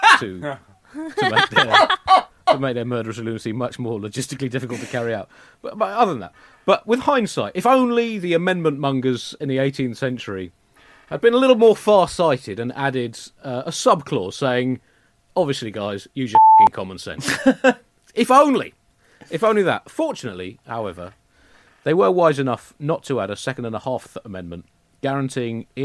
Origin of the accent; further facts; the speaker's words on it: United Kingdom; as a British person